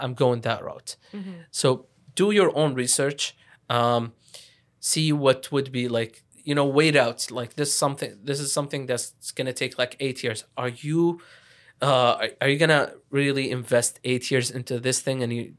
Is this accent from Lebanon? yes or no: yes; Lebanon; moved away; I went into university pretty late, again, like, because I came from Lebanon.